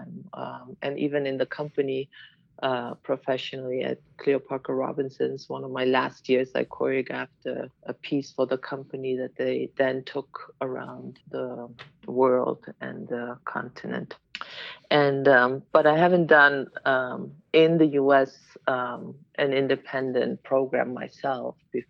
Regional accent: Berlin, Germany; moved away as an adult; also born or lived in Washington, D.C.; now in Chicago, United States; I'm originally from Germany, Berlin, and I moved here to dance

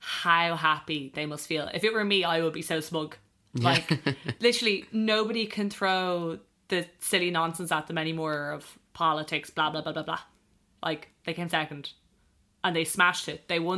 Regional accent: Ireland; as an Irish fan

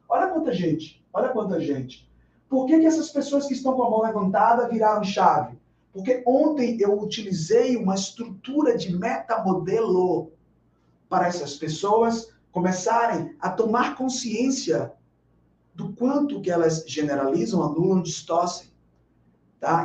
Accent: Bahia, Brazil; morando em Salvador, sendo baiano

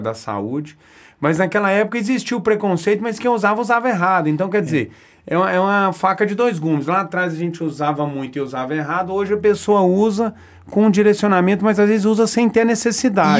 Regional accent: Araxá, Minas Gerais, Brazil; moved away as an adult; now in Uberaba, Brazil; eu sou de Araxá, né? Fui um, um adolescente, uma criança gordinha

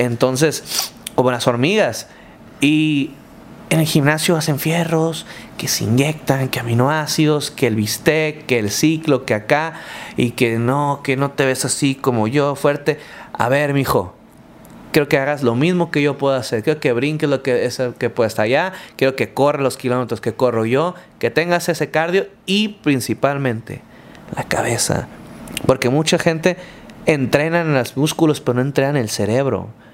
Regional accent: Culiacán, Sinaloa, Mexico; soy de Culiacán, soy así, mi estilo de vida es así, o hablo así, o soy así en el ring y tengo este carisma. ¿Por qué? Soy de Sinaloa

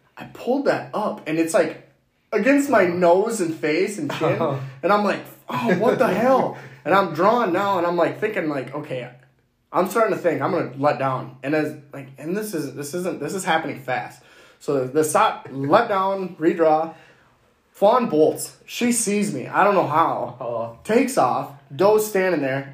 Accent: Minnesota, United States; We're from Minnesota

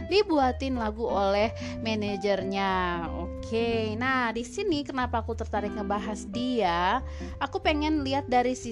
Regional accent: Gorontalo, Indonesia; Wah, si Fajar datang dari Gorontalo sekampung sama aku ya, sekampung sama aku dari Gorontalo ya dia ya.

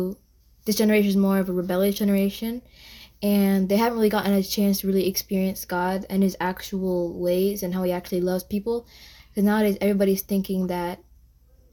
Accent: Jamaica; I was born in Jamaica, so are my parents.

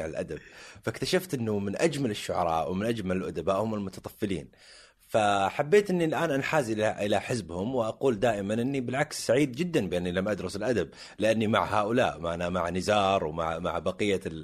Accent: Jubail, Eastern Province, Saudi Arabia; انا من ابناء الجبيل الصناعيه

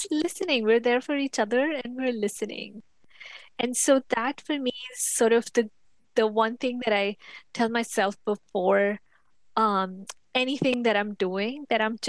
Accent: India; moved away as an adult; also born or lived in United States; now in Atlanta, United States; I was born and raised in India. That's where I lived for the first 20 something years of my life.

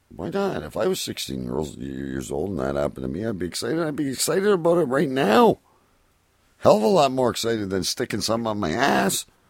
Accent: Windsor area, Ontario, Canada; it comes from my hometown

